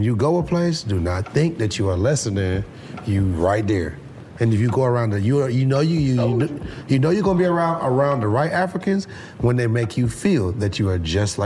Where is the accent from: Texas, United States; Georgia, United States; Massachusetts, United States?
Georgia, United States; Atlanta; also born or lived in Trinidad and Tobago; I grew up here in Atlanta